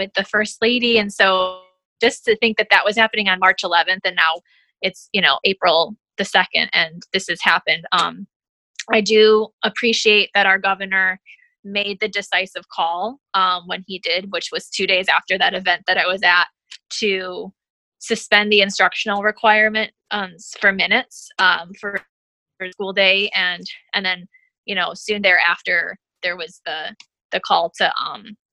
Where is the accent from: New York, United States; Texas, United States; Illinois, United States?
New York, United States; upstate; moved away as an adult; now in Metairie, United States; I'm originally actually from upstate New York. So I was born and raised in upstate New York.